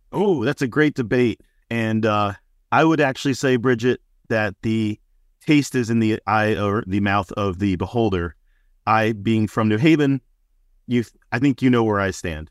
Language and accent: English; New Haven, Connecticut, United States; I grew up on Ernie's Pizzeria in Westville